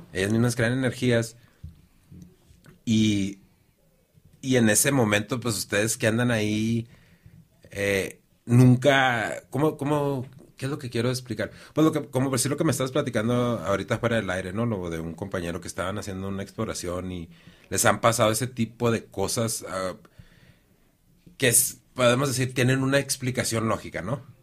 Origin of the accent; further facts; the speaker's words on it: Mexico; yo soy de la Zapata